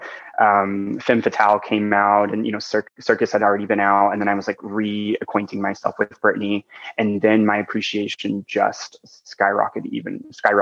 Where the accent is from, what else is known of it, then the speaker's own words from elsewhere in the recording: small town Arkansas, United States; moved away; I'm actually originally from small town Arkansas